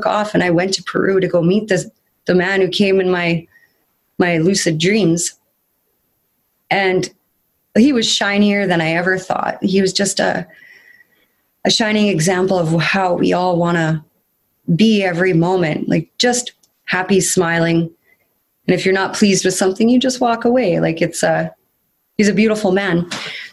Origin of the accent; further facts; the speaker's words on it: Kenora, Ontario, Canada; I was born and raised in Kenora, Ontario